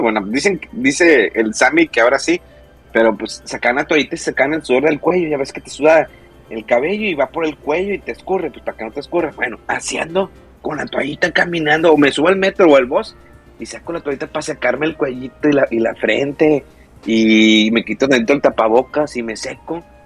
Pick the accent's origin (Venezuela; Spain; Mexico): Mexico; Monterrey, Nuevo León; soy de Monterrey